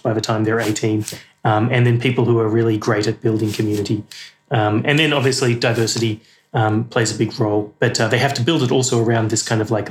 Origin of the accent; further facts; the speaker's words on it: Australia; moved away; I'm as Australian as you could get, but then also British passport and British heritage.